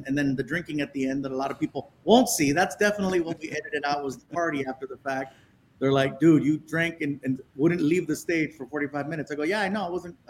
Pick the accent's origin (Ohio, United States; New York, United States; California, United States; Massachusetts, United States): California, United States; Chula Vista; born there; now in Long Beach, United States; I was born in Chula Vista.